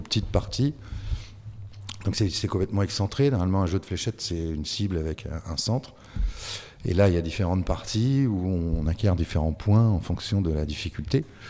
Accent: France; je suis français

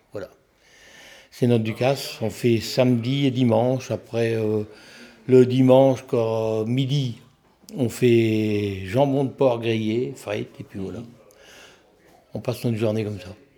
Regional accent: village next to Noordpeene, Hauts-de-France, France; Je suis né dans le village juste à côté, Bichker

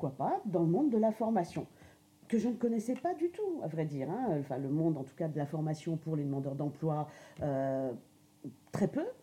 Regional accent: Grand Est, France; donc je suis lorraine euh, et j'ai fait des études tout à fait euh, classiques donc en Lorraine.

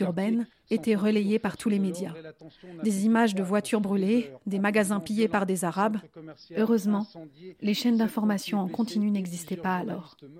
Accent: Vaulx-en-Velin, Auvergne-Rhône-Alpes, France; j'ai grandi à Vaux-en-Velin

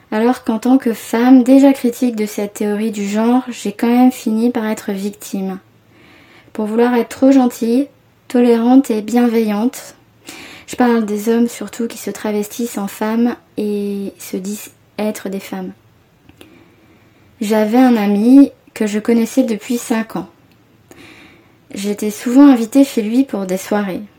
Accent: Paris, Île-de-France, France; j'ai 29 ans et je suis parisienne.

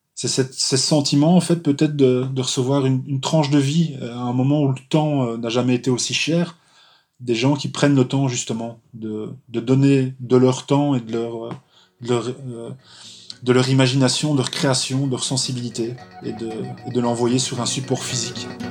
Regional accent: Charleroi, Wallonia, Belgium; je suis belge, originaire de Charleroi

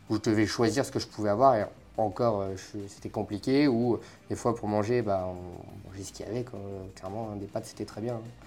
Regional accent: the North, France; accent: Nord; moved away; also born or lived in Paris region; Plus j'ai un accent du Nord

